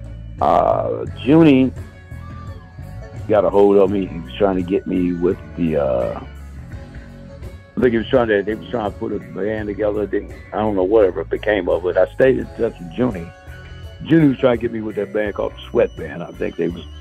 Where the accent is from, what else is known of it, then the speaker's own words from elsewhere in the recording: Ohio, United States; I'm from Ohio. I'm up in New Jersey